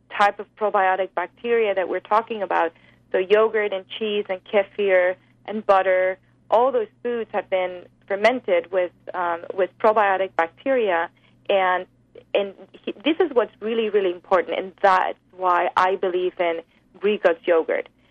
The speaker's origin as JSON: {"language": "English", "country": "Spain", "tie": "born or raised there", "moved": "yes", "said": "I grew up in Spain on the Mediterranean diet"}